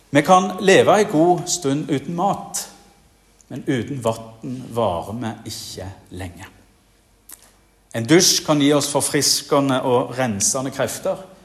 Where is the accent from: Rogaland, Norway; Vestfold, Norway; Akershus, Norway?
Rogaland, Norway; Jæren; moved away; also born or lived in Bergen; På Jæren, der jeg kommer ifra